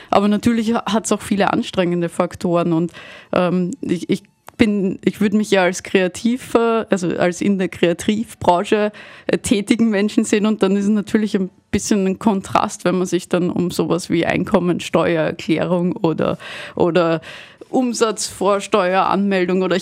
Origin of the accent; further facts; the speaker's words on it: Vienna, Austria; also habe mich irgendwann entschieden, dass ich gerne wieder zurück nach Wien, nach Hause möchte, weil ich komme aus Wien